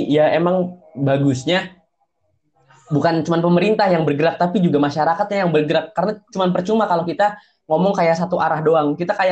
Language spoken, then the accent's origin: Indonesian; Central Java, Indonesia; itu kota saya lahir, kota saya sekolah, kota saya tinggal tiga tahun di sana